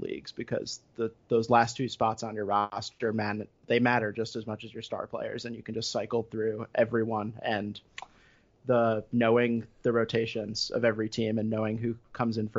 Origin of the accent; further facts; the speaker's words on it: Westchester, New York, United States; now in Massachusetts, United States; From Westchester originally